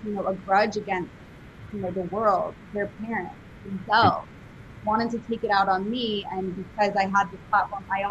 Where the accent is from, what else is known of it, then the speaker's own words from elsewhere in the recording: New York City, New York, United States; moved away as an adult; I'm from New York City originally. So Upper East Side of Manhattan, concrete jungle, like a real true New Yorker. And I left there when I was 18